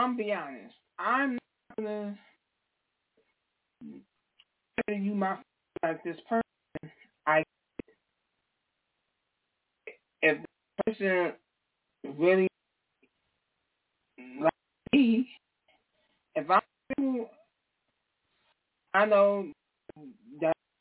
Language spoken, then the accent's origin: English; New York, United States; moved away as an adult; now in New Jersey, United States; I'm from New York. I'm not from Jersey. I'm originally from New York